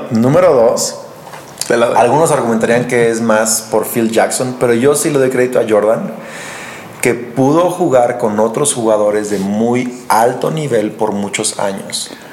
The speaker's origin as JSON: {"language": "Spanish", "town": "Lázaro Cárdenas", "region": "Michoacán", "country": "Mexico", "tie": "born or raised there", "also_born_or_lived": "Morelia, Michoacán", "said": "ahí crecí yo, literal, en una casa de palapa en una playa llamada Playa Azul"}